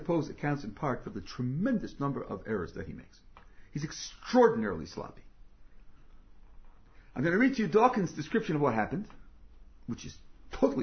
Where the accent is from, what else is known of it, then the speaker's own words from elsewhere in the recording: United States; as American